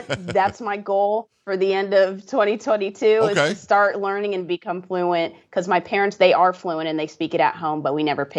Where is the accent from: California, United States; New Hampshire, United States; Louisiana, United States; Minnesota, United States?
California, United States; born there; moved away as an adult; now in Texas, United States; So I was born in California, in the Bay Area, and I came to Texas strictly for college, Baylor University.